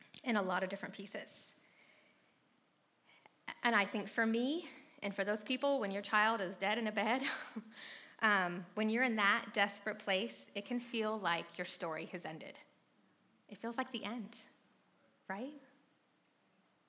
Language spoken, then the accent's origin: English; North Carolina, United States; moved away as an adult; also born or lived in San Francisco; I grew up in North Carolina